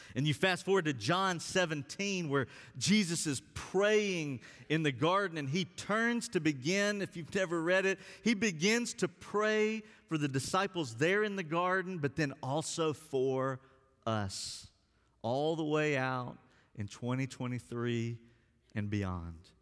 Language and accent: English; Alabama, United States; also born or lived in West Virginia; now in Texas, United States; someone who grew up in Alabama